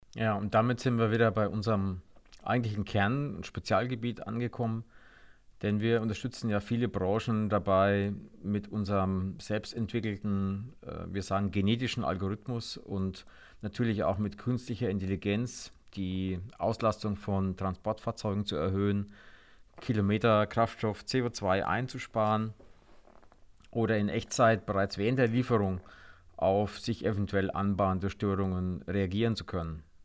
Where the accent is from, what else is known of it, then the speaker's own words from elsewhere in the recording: Germany; wir in Deutschland